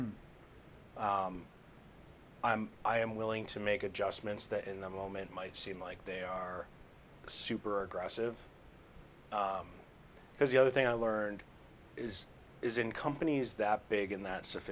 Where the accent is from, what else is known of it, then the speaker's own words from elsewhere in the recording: Victor, New York, United States; moved away; also born or lived in Boston; I grew up more in the farm side of that. So I grew up in a place called Victor. So that would be kind of like the southeast side of Rochester.